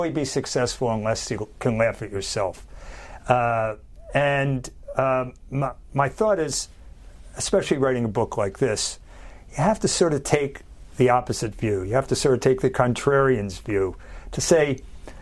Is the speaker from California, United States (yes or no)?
no; Philadelphia, Pennsylvania, United States; I was born in Philly